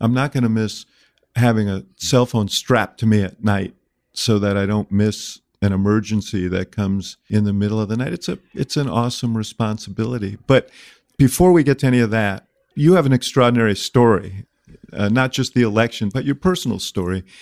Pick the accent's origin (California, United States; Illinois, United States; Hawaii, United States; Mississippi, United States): Illinois, United States; Chicago; the fifty-seventh mayor of my hometown, the city of Chicago